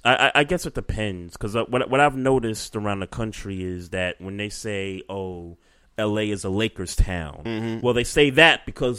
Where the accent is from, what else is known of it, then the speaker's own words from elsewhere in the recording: New York, United States; moved away as an adult; I mean, I came here from New York years ago.